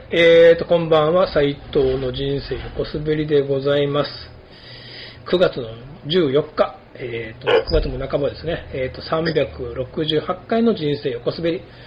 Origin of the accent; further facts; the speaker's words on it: Kumamoto, Japan; 僕ら熊本